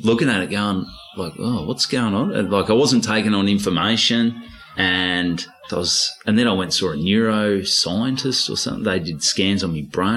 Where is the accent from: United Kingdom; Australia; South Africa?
Australia; Victoria; accent: Aussie, Ocker; also born or lived in Port Douglas, Queensland / Port Melbourne; now in Melbourne, Australia; I've still got a pretty Aussie accent